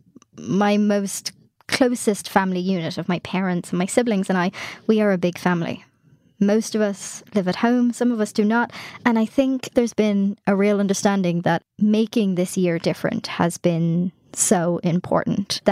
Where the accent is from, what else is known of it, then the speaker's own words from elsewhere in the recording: Ireland; I am in my hometown in Ireland, which is just kind of in the middle of the country